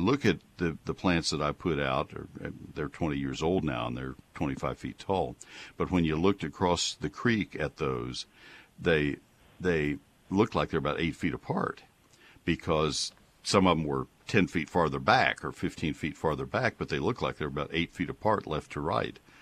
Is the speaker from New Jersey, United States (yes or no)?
no; College Station, Texas, United States; now in McKinney, United States; I grew up in College Station